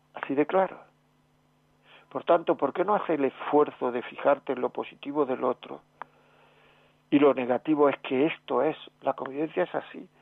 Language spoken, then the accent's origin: Spanish; Granada, Andalusia, Spain; en mi pueblo, en mi tierra, en Granada